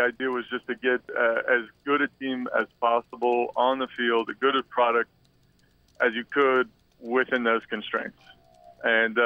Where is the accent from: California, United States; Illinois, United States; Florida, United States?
Florida, United States; moved away as an adult; now in Quebec, Canada; I grew up in Florida, but I live in Quebec now